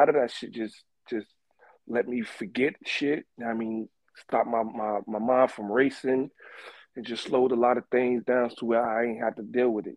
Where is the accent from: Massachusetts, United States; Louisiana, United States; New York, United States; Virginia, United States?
New York, United States; I'm from New York